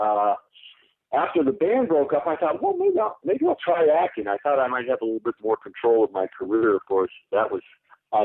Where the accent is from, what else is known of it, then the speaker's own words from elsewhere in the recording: Denver, Colorado, United States; moved away as an adult; also born or lived in California / Aurora; I was raised in Denver and Aurora